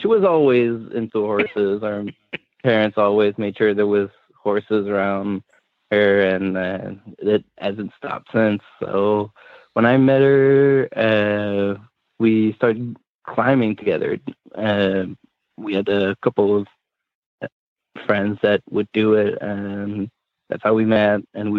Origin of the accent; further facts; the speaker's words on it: Quebec, Canada; English is a second language; also born or lived in England; I'm from Montreal or Quebec, and I grew up all around Quebec, and then we moved in England for a couple of years, and that's kind of how I learned my English, and then we came back.